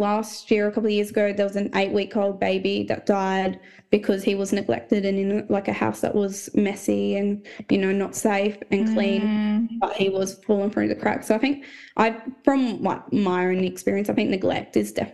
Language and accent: English; Port Lincoln, South Australia, Australia; born or raised there; also born or lived in Port Pirie / Melrose / Tumby Bay; now in Adelaide, Australia